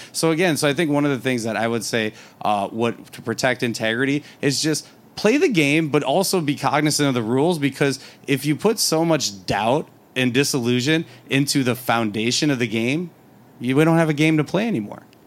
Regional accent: Wisconsin, United States; now in Arizona, United States; I'm from Wisconsin originally.

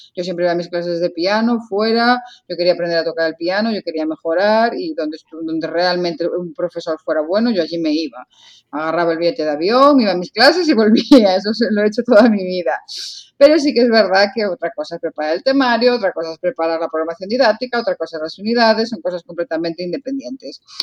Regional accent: Lugo, Galicia, Spain; yo soy de Lugo

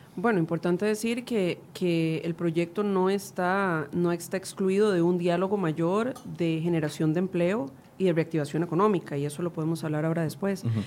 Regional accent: Costa Rica

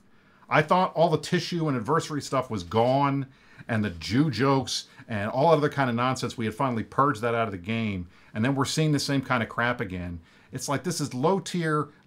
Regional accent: United States; That's me as an American

